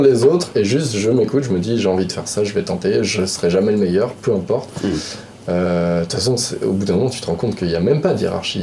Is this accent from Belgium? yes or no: no; Lyon, Auvergne-Rhône-Alpes, France; je suis originaire de Lyon